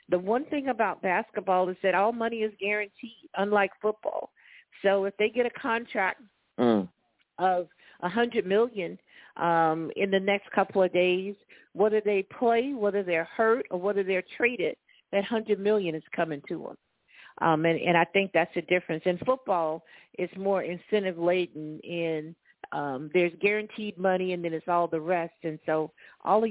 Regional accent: Florida, United States; now in Columbia, United States; born and raised in Florida, now living in Columbia, South Carolina

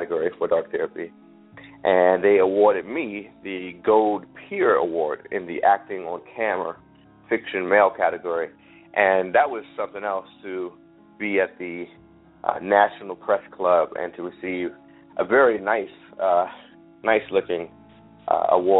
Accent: Washington, District of Columbia, United States; I was born and raised in Washington, D.C., and it was very important to me to have humor that was very specific to the region where I grew up

